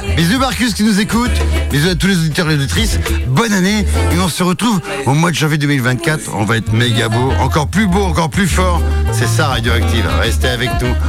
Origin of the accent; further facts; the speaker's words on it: Tours, Centre-Val de Loire, France; moved away; je viens de Tours, euh, voilà, là-bas, je suis Tourangeau